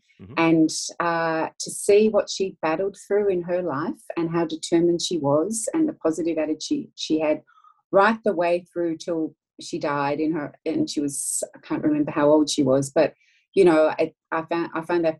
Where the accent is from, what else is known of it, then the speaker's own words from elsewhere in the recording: Melbourne, Victoria, Australia; I'm from Australia, as you can probably hear